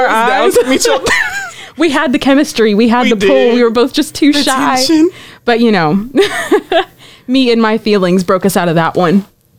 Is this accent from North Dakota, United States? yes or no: no; Schertz, Texas, United States; an elementary education major going into the spring semester of my third year, and I'm from Shirts, Texas.